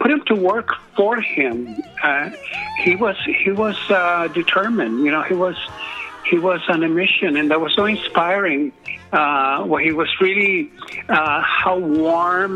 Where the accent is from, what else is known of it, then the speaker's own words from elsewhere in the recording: San Francisco, California, United States; I grew up in San Francisco